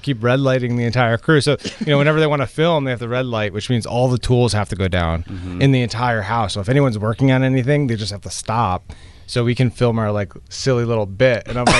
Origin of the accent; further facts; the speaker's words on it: Longmeadow, Massachusetts, United States; now in Dorchester, United States; we are both from Western Massachusetts and went to Longmeadow High School